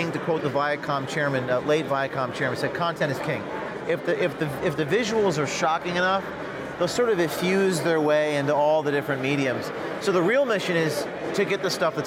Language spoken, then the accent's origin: English; United States; I'm an American journalist